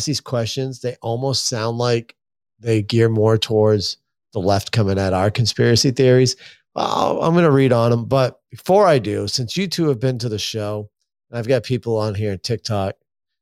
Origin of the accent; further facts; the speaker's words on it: Maine, United States; I'm from Maine